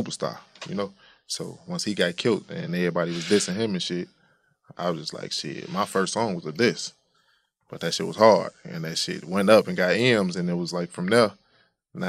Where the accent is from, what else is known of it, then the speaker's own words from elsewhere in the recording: Chicago, Illinois, United States; I'm from Chicago